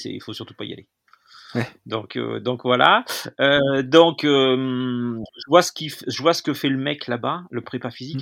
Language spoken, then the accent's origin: French; Lamastre, Auvergne-Rhône-Alpes, France; né à la Mastre, euh, qui est en Ardèche